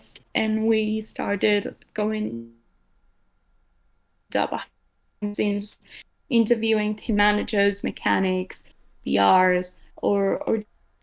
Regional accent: Uruguay; I am from Uruguay

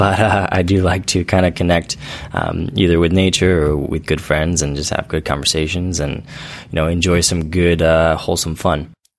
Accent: Central Valley, California, United States; I grew up in the Central Valley

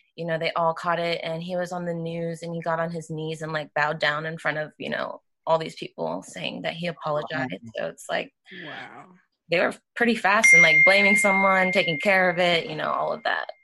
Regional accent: Georgia, United States; I was born in Georgia

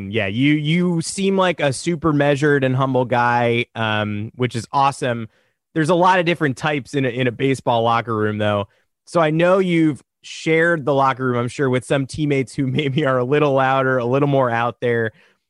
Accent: Hudson Valley, New York, United States; I'm from Hudson Valley.

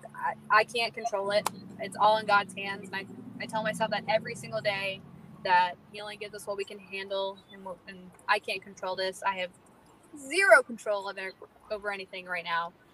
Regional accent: North Carolina, United States; also born or lived in Florida; I grew up in North Carolina pretty much my entire life

